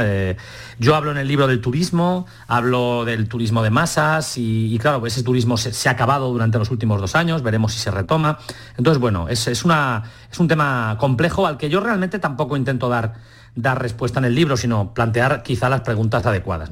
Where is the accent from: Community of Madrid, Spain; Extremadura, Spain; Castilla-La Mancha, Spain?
Castilla-La Mancha, Spain; Albacete; moved away as an adult; now in Valencia, Spain; Yo ahora estoy en Valencia, me he trasladado a Valencia, pero bueno, yo soy de Albacete